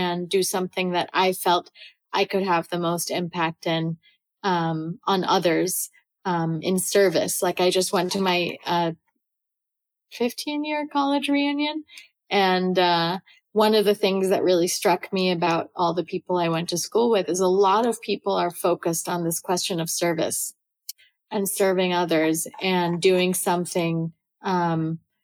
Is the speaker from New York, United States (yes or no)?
yes; New York City, New York, United States; also born or lived in Salvador da Bahia, Brazil / Cambridge, Massachusetts; I was born and raised in New York.